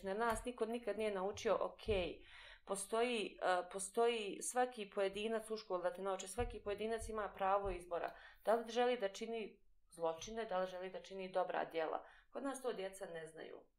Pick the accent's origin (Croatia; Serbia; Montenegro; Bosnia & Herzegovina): Bosnia & Herzegovina; edukacija kod nas u Bosni i Hercegovini te uči da pripadaš negdje.